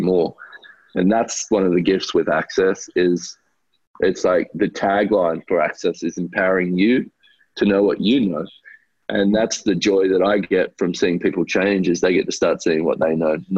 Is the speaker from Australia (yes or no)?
yes; Australia; I grew up in Australia